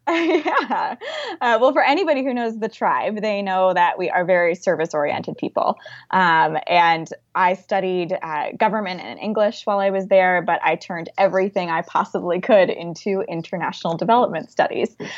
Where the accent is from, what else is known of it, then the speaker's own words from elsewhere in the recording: Wilmington, Delaware, United States; now in Washington, D.C., United States; I grew up in Wilmington, Delaware